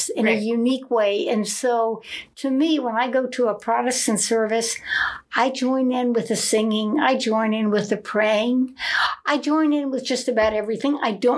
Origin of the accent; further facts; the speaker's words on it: Georgia, United States; moved away; also born or lived in Mulvane, Kansas; I was born in Georgia.